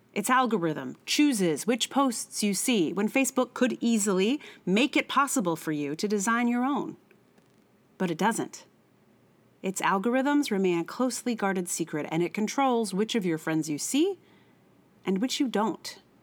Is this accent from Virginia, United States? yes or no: yes; Charlottesville, Virginia, United States; I'm from Charlottesville